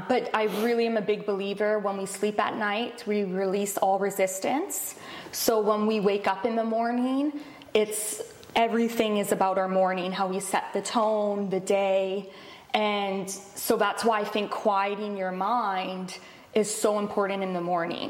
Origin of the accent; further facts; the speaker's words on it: Vancouver, British Columbia, Canada; I grew up in Vancouver, BC.